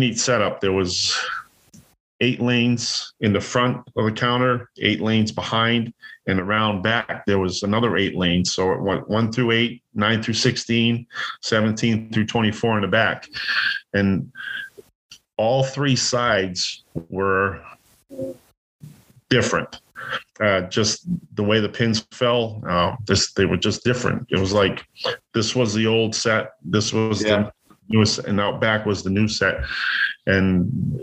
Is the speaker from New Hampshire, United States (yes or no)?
yes; New Hampshire, United States; moved away as an adult; now in Maine, United States; I was born and raised in New Hampshire, and I live in Maine now